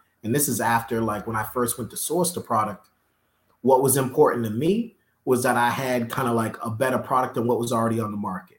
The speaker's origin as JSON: {"language": "English", "region": "Northeast", "country": "United States", "said": "we're from the Northeast. There's not a big black business community up there."}